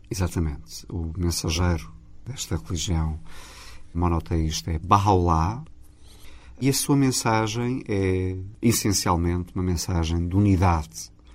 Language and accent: Portuguese; Portugal; sou português. O meu coração é português. Construí aqui a minha identidade.